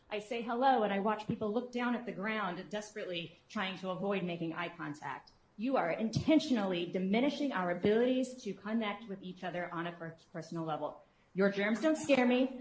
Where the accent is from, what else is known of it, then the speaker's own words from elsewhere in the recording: Olathe, Kansas, United States; I'm from Olathe, Kansas.